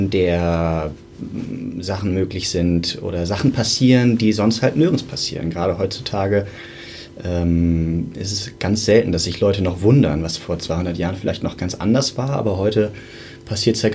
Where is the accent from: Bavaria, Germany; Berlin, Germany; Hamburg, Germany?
Hamburg, Germany; Ich komme aus Hamburg